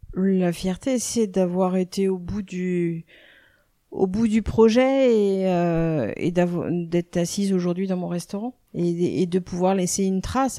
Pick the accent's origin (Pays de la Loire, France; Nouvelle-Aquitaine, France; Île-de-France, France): Pays de la Loire, France; Nantes; now in Vannes, France; je suis née à Nantes. Euh, ça fait maintenant plus de 25 ans que je suis sur le secteur de Vannes